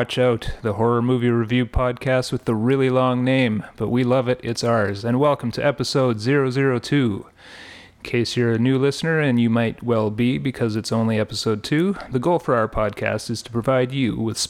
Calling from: Ottawa, Ontario, Canada; I am …, broadcasting from Ottawa, Ontario

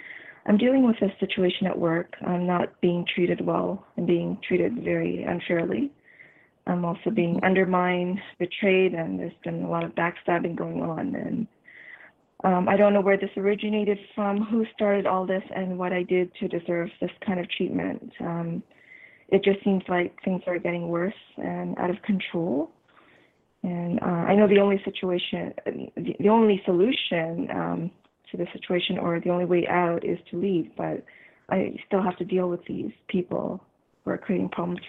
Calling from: Canada; I'm calling from Canada.

